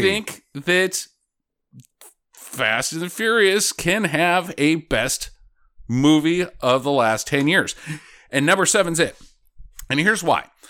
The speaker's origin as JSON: {"language": "English", "region": "Idaho", "country": "United States", "tie": "born or raised there", "moved": "yes", "said": "Idaho's a big farming area. I now live in an even bigger farming area."}